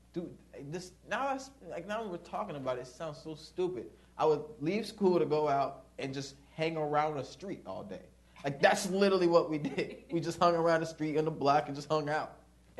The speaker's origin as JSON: {"language": "English", "region": "the South", "country": "United States", "said": "Yeah, but, like, we're from the South, and we spent a lot of time in the South."}